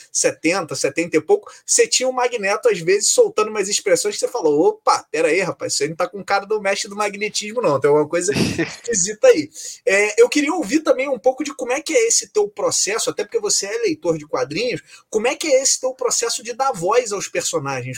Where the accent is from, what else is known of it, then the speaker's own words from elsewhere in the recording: Rio de Janeiro, Brazil; A gente é carioca